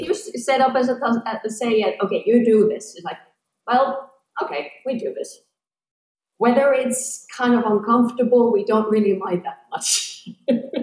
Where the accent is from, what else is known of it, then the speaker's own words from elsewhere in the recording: Tampere, Pirkanmaa, Finland; moved away; I was born in Tampere, which is basically second biggest city in the middle of the fat part of Finland